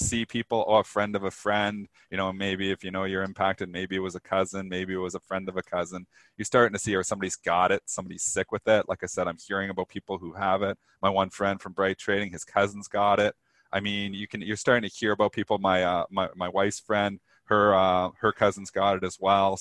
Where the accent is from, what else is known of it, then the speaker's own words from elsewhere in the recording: Canada; I'm Canadian.